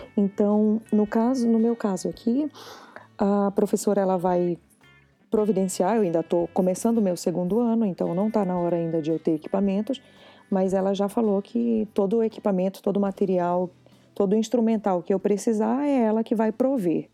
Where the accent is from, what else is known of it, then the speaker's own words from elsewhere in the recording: Brazil; moved away as an adult; now in Canada; eu sou brasileira